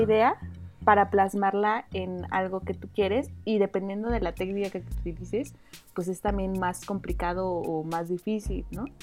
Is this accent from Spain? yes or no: no; Oaxaca, Mexico; Yo soy originaria de Oaxaca